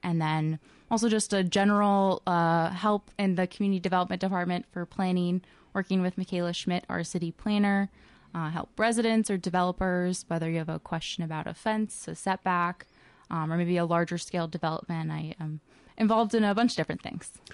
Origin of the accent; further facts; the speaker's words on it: Elko New Market, Minnesota, United States; also born or lived in Lakeville, Minnesota / upstate New York / Jordan, Minnesota; I am from Elko New Market, so not too far from Northfield. I went to Lakeville Schools growing up